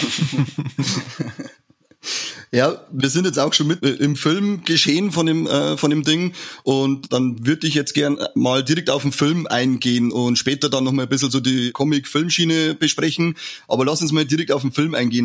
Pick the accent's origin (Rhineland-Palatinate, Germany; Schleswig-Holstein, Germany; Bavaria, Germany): Bavaria, Germany; wir sind ja aus Bayern